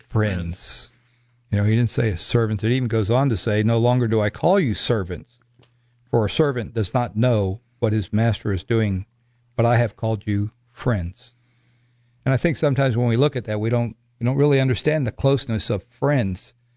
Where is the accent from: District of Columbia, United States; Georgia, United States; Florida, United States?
Florida, United States; Miami; moved away; also born or lived in Broken Arrow, Oklahoma / Scott City, Kansas; I come from Miami, Florida.